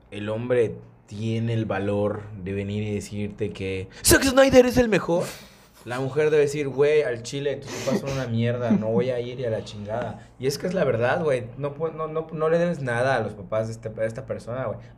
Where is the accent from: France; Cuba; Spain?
Cuba; porque soy cubana